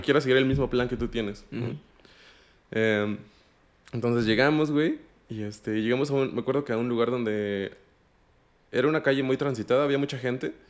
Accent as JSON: {"language": "Spanish", "country": "Mexico", "also_born_or_lived": "Amsterdam, Netherlands", "moved": "as an adult", "said": "yo soy mexicano"}